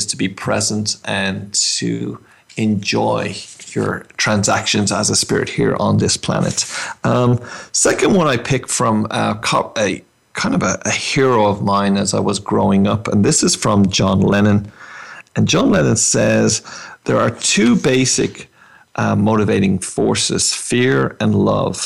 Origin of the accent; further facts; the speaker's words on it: Ireland; accent: Irish; you may tell from my accent that's where I hail from.